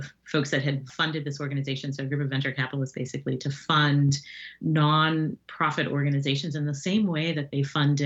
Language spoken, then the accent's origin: English; Jamaica; I am Jamaican